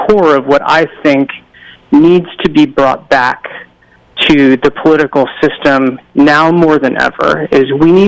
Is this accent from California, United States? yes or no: yes; Pasadena, California, United States; I was born and raised in Southern California, spent my childhood in Pasadena